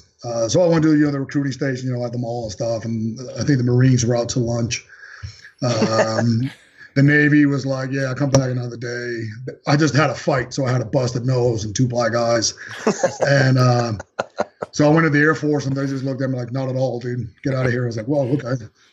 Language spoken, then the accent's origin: English; Copenhagen, Capital Region of Denmark, Denmark; English is a second language; moved away as an adult; also born or lived in Thailand; now in United States; I'm born and raised in Denmark, Copenhagen, Denmark. Long story short, I went to the Far East. I fought Thai boxing out there for 3 years. Came to the States to go to school